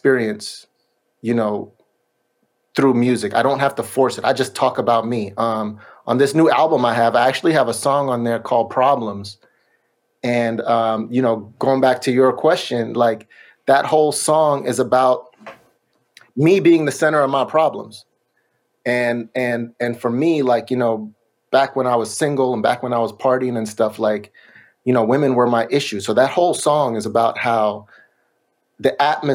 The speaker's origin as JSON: {"language": "English", "region": "New York", "country": "United States", "tie": "born or raised there", "also_born_or_lived": "Miami", "moved": "yes", "lives_now": "Sacramento, United States", "said": "I grew up in New York and then I lived in Miami"}